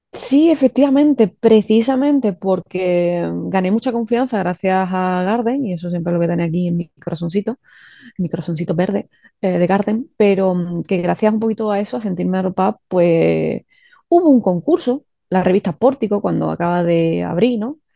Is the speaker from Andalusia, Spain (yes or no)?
yes; Seville, Andalusia, Spain; yo soy de Sevilla, y aquí hace calor en verano